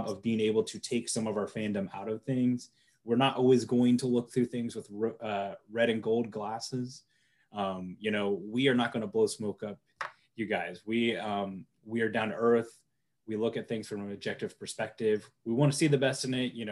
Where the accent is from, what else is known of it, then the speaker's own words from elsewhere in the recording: Kansas City, Missouri, United States; I grew up in the Kansas City area